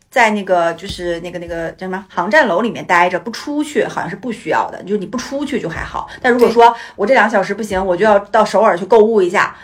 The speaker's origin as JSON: {"language": "Chinese", "town": "Changchun", "region": "Jilin", "country": "China", "tie": "born or raised there", "said": "我们的家乡长春"}